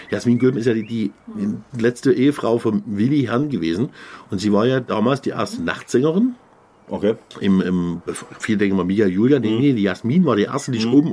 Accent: Dresden, Saxony, Germany; als Dresdner hätte ich Uftar machen müssen.

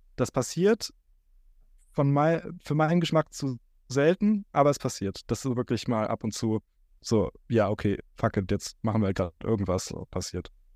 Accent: Neuss, North Rhine-Westphalia, Germany; aus Neuss, aus meiner Heimatstadt

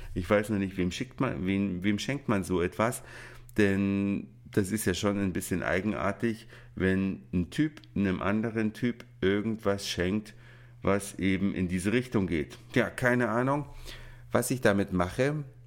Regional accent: Saxony, Germany; now in Hamburg, Germany; ins schöne Sachsen, da wo ich geboren bin und mit der Familie Weihnachten feiern werde

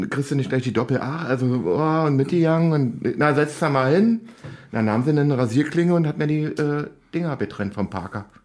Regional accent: Berlin, Germany; Und ich so, na, aus Berlin. Na, wo denn hier? West oder Ost? Ich, na, hier hinten, oh, schöne Weide, Rödernstraße.

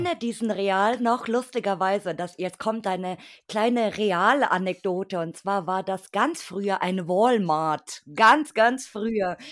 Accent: Bavaria, Germany; in der Ecke Bayern

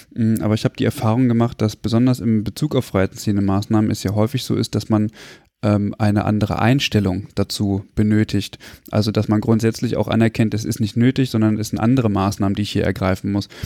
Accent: Germany; das ist genauso wie bei uns in Deutschland

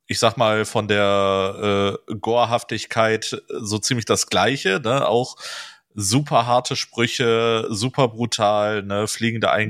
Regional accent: Wuppertal, North Rhine-Westphalia, Germany; da wo ich groß geworden bin, in Wuppertal, ähm, hatte ich das Glück, ähm, dass in der Barmer Innenstadt damals, wo ich jetzt so, ja, Teenager war, äh, tatsächlich so ein spezialisierter Comicshop aufgemacht hat.

